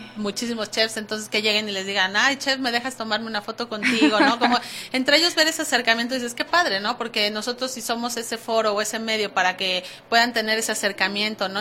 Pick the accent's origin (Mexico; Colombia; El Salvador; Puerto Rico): Mexico; como, como mexicana